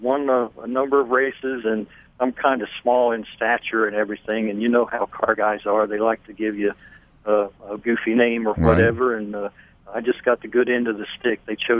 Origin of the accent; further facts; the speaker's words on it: Lancaster, Pennsylvania, United States; now in the South, United States; I'm from Lancaster, Pennsylvania, so I'm an Amish American to start with.